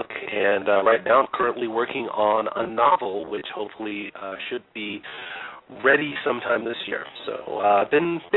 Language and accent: English; Los Angeles, California, United States; I was raised by a couple of teachers in a lovely uh, suburban neighborhood by the beach called Harbor City.